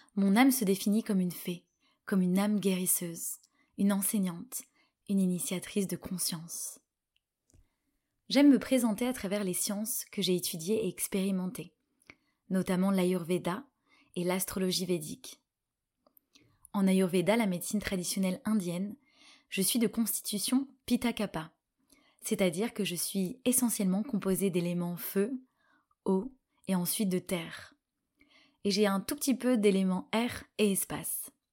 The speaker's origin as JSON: {"language": "French", "town": "Paris", "region": "Île-de-France", "country": "France", "tie": "born or raised there", "said": "je suis franco-égyptienne, je suis née à Paris"}